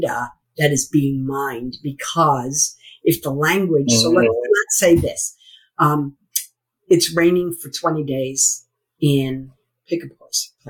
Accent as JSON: {"language": "English", "country": "United States", "also_born_or_lived": "Merrimack, New Hampshire", "said": "I'm an American."}